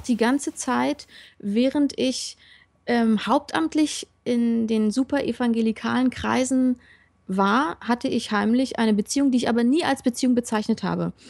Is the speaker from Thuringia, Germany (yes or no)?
no; Berlin, Germany; Ja, ich komme aus dem Osten, bin dort in einer Baptistengemeinde groß geworden